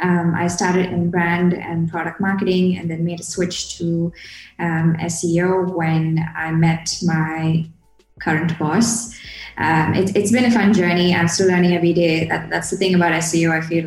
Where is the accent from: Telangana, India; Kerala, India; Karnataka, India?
Kerala, India; I'm based out of India at the moment. This is where I was born and brought up. I'm from Kerala. It's this state down south. I like to describe it as a more crowded version of Hawaii.